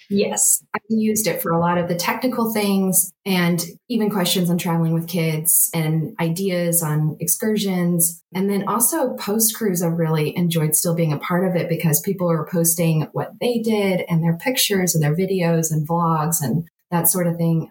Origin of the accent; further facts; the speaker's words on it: Nashville, Tennessee, United States; we're from Nashville